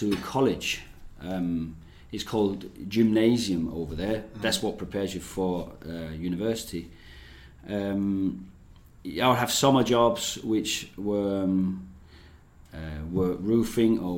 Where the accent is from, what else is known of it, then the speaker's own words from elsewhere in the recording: Denmark; moved away; also born or lived in England; I grew up on a farm in the rural area of Denmark